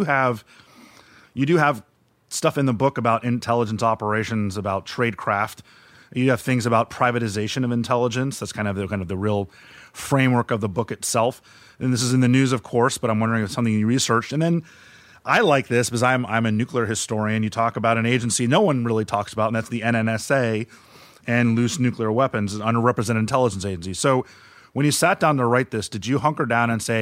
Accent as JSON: {"language": "English", "town": "Miami", "region": "Florida", "country": "United States", "moved": "yes", "lives_now": "Washington, United States", "said": "I'm from Miami, I live in Washington."}